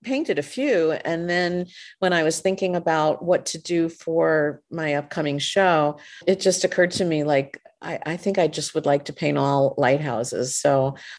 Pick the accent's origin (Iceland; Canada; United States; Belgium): United States; Hastings-on-Hudson, New York; I'm from Hastings-on-Hudson, which is just across the river